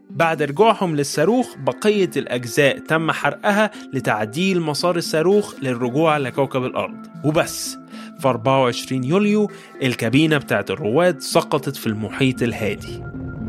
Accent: Egypt; accent: Egyptian; بلهجتنا المصرية

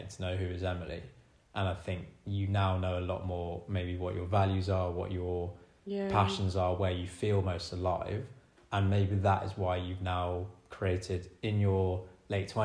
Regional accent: North Bedfordshire, East of England, United Kingdom; moved away; I grew up in North Bedfordshire, which is about an hour and a half north of London

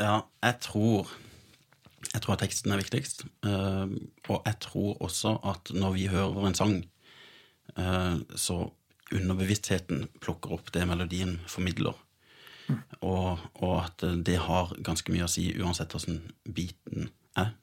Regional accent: Sørlandet, Norway; Jeg er sørlending

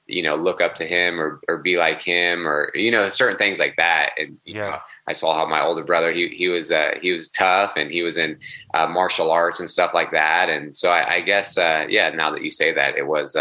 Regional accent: Sacramento, California, United States; I grew up in Sacramento, California

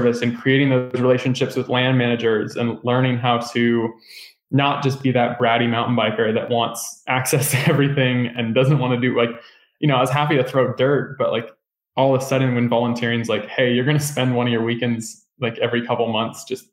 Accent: Northern California, United States; I grew up in Northern California

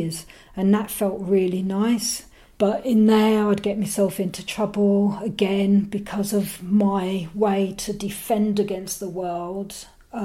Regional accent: London, United Kingdom; I'm from London

